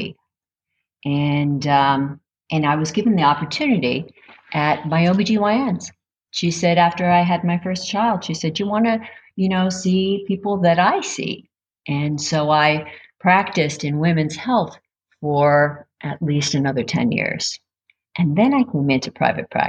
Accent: Northeast Pennsylvania, United States; moved away as an adult; also born or lived in Reading, Pennsylvania; I grew up in Northeast Pennsylvania, and I traveled to Reading after I was married

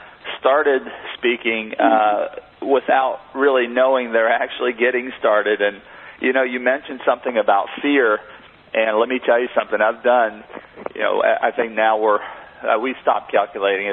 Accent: Monessen, Pennsylvania, United States; I grew up in a very small steel mill town outside of Pittsburgh, Pennsylvania, called Manesson, Pennsylvania

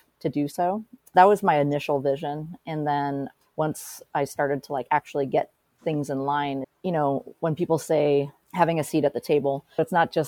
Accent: Portland, Oregon, United States; I was born and raised here in Portland. And so this is my hometown.

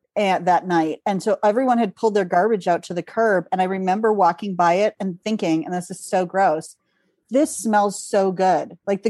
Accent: Minneapolis, Minnesota, United States; moved away; I grew up in Minneapolis, which is a big city, and I love living in my tiny town now.

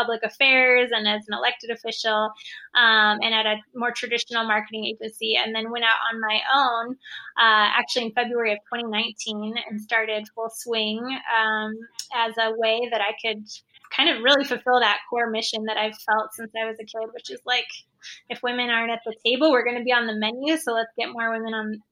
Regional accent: Boise, Idaho, United States; it's basically my hometown

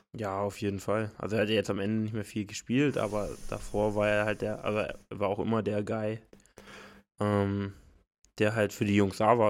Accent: the East, eastern Germany, Germany; wir kommen ja aus dem Osten

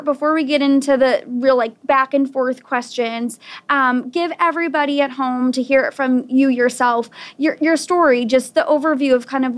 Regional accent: Weymouth, Massachusetts, United States; moved away as an adult; I actually just signed a lease for a new apartment in my hometown, and I had moved across the country. I've been living in another town, and I'm like, I never thought I'd see the day where I get myself back to Weymouth.

